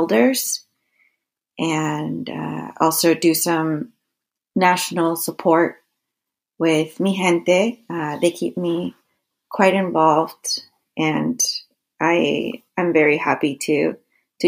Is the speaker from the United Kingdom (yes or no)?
no; Peru; now in Toledo, United States; I am from Peru